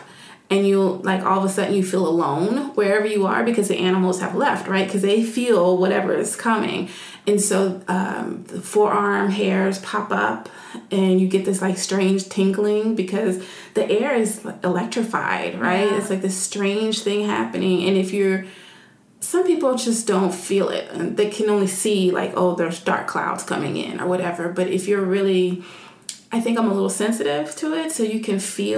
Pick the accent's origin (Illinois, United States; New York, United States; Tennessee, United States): Tennessee, United States; Nashville; where I'm from in Nashville